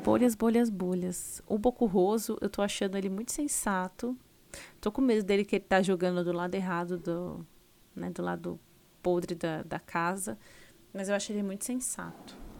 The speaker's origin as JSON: {"language": "Portuguese", "town": "Osasco", "region": "São Paulo", "country": "Brazil", "said": "eu também sou de Osasco"}